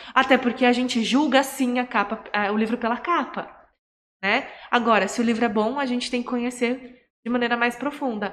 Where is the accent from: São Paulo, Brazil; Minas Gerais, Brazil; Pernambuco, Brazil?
São Paulo, Brazil; Campinas; eu sou campineira e morava em São Paulo